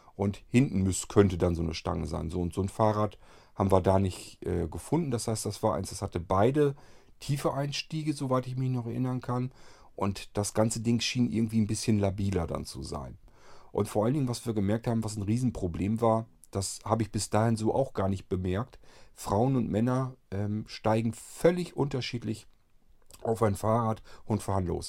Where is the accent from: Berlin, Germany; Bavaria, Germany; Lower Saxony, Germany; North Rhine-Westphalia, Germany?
Lower Saxony, Germany; die nächsten Städte von meinem Heimatort hier entfernt sind so ähm, Hannover und andere Richtung vielleicht noch Bremen